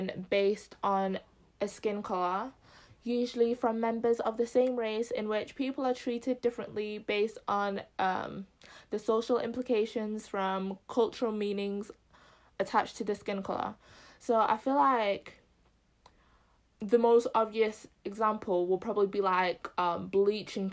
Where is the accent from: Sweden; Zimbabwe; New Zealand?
Zimbabwe; I'm Zim as well